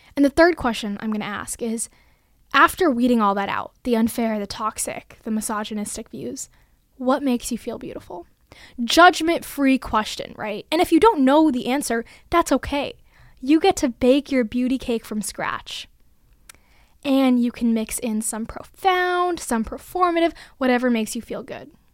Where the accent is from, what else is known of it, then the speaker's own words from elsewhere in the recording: Bay Area, California, United States; moved away as an adult; now in Massachusetts, United States; I was born and brought up in California, the Bay Area to be exact